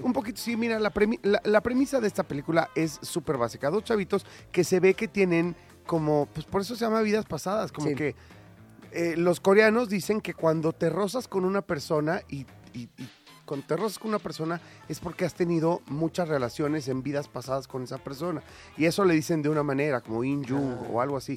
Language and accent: Spanish; Mexico; acá en México